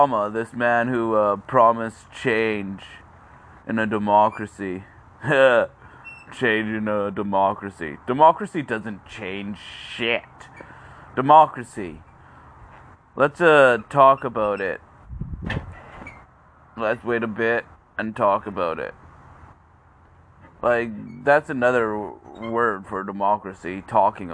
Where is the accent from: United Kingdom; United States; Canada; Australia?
Canada; as a Canadian